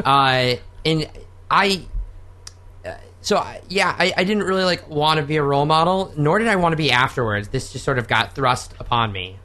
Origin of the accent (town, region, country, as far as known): Oklahoma, United States; born or raised there; moved away